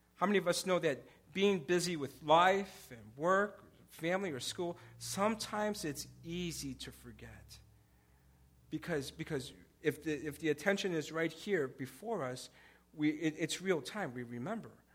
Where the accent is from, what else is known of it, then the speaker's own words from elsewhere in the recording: Chicago, Illinois, United States; I, I grew up in Pilsen in the 80s.